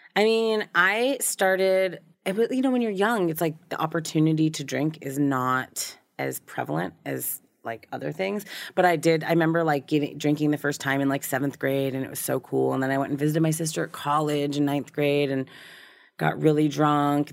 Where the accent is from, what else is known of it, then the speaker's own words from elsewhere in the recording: Newton, Massachusetts, United States; now in Southern California, United States; raised in a suburb of Boston.